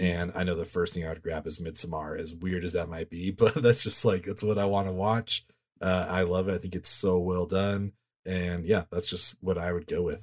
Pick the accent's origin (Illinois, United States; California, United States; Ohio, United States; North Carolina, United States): California, United States; I grew up in California